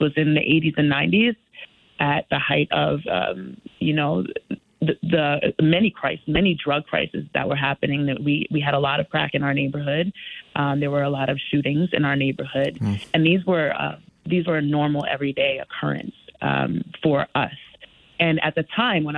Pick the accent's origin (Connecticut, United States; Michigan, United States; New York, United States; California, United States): Connecticut, United States; Stamford; Though I did not grow up in Bridgeport, I grew up in Stamford. I did grow up in the projects of Stamford